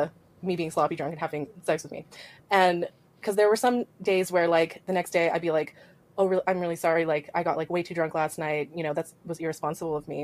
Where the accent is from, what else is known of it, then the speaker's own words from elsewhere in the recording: Canada; I'm not American, I'm Canadian